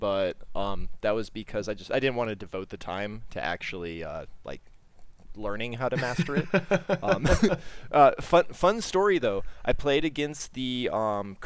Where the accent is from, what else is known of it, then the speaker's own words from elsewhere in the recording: Southern California, United States; I'm from Southern California